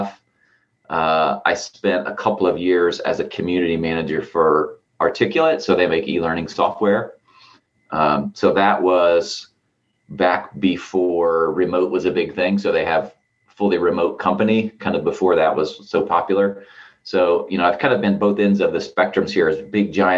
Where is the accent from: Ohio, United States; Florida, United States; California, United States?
Ohio, United States; Southern; now in Columbus, United States; I grew up actually in Southern Ohio. I tell everybody I had sort of 1 foot in and 1 foot out of Appalachia